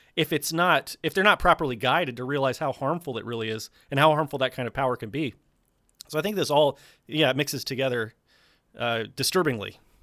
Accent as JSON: {"language": "English", "region": "South Carolina", "country": "United States", "said": "I'm from South Carolina"}